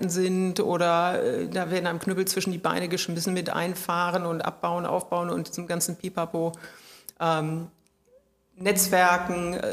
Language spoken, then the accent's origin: German; Rhineland, Germany; als Rheinländerin ist man sowieso immer Berufsoptimist